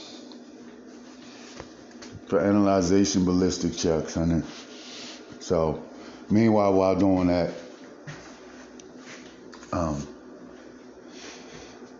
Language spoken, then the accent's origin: English; Baltimore, Maryland, United States; moved away as an adult; also born or lived in Missouri; I'm from Baltimore